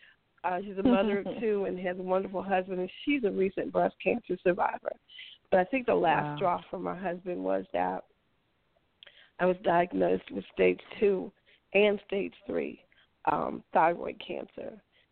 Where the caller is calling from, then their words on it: Kansas City, Missouri, United States; I'm calling from Kansas City.